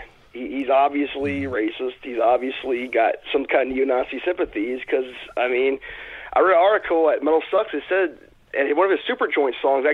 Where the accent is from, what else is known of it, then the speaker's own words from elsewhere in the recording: Raleigh, North Carolina, United States; I'm from Raleigh, North Carolina.